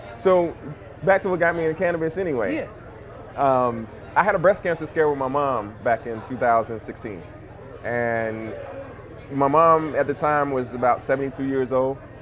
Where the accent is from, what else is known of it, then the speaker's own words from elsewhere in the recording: Monroe, Louisiana, United States; also born or lived in Baton Rouge, Louisiana; I'm originally from uh, a little place in Louisiana called Monroe